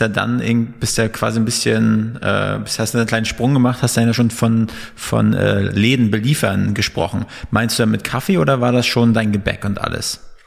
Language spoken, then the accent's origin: German; Northern Germany, Germany; now in Berlin, Germany; wir sind so Fischköpfe, sagt man. Wir kommen aus dem Norden ursprünglich.